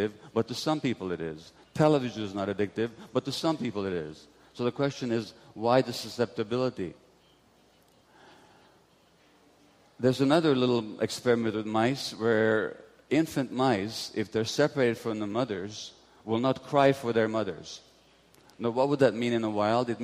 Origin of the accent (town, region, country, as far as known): Budapest, Hungary; born or raised there